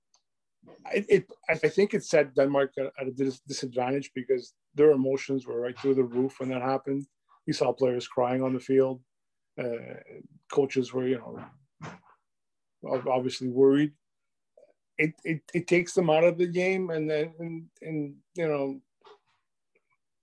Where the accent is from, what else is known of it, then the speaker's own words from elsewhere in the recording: Canada; as a Canadian